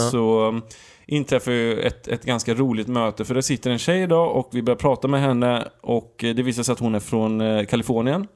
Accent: Sweden; Vi är från Sverige

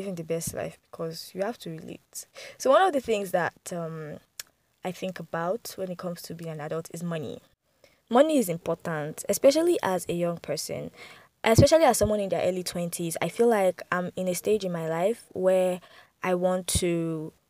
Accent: Abuja, Federal Capital Territory, Nigeria; also born or lived in Lagos; although I grew up in Abuja, I did my primary, I did my secondary school here.

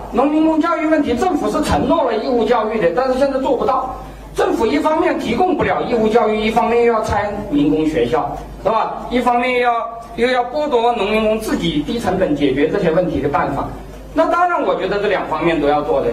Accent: China; 我们中国人

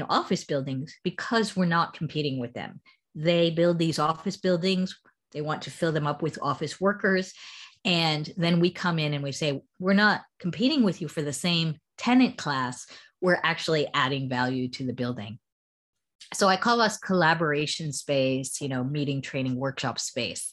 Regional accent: United States; accent: American; moved away as an adult; also born or lived in United Kingdom; now in Shanghai, China; as you can hear from my accent, I'm originally American, but I've been living in China since 2005. And uh, before that, I had spent 12 years in the UK

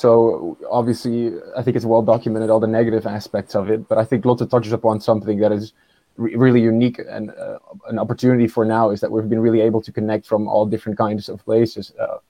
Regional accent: Netherlands; my mom is Indonesian and my father is Dutch, but I grew up here in the Netherlands. Went back to Indonesia quite often. My family still lives there.

